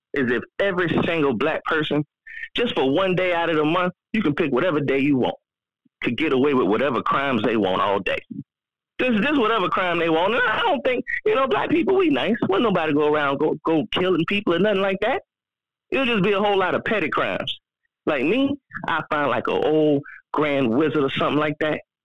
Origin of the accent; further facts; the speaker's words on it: Florida, United States; I'm from Florida